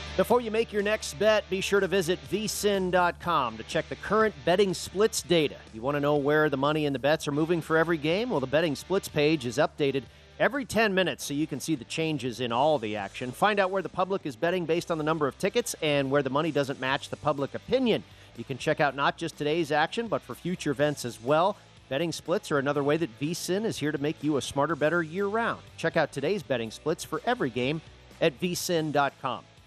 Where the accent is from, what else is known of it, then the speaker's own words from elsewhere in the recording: Bay Area, California, United States; I grew up in the Bay Area